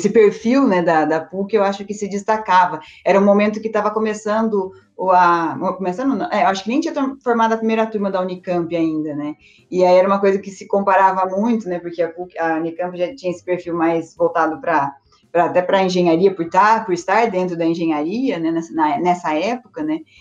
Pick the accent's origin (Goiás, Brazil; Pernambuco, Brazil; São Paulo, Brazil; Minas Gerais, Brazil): São Paulo, Brazil; Campinas; also born or lived in Spain; eu nasci aqui, eu sou aqui de Campinas mesmo, nasci aqui em Campinas